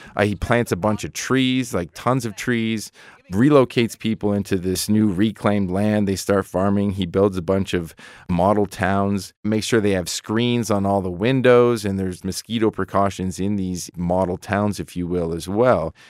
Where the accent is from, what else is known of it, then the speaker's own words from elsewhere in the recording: Canada; now in Colorado, United States; being Canadian